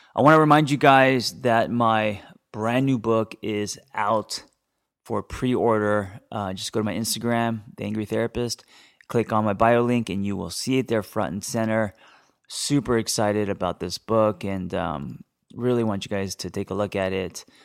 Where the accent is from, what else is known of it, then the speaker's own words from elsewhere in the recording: Los Angeles, California, United States; I grew up in Hollywood